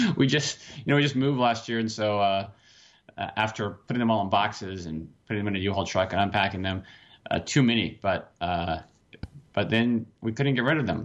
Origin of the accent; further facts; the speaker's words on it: Washington, United States; moved away as an adult; now in Pennsylvania, United States; Washington State, and now I'm, now I'm across the country in P